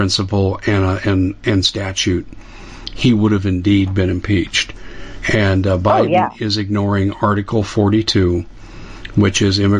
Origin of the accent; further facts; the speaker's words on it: Arizona, United States; I'm from Arizona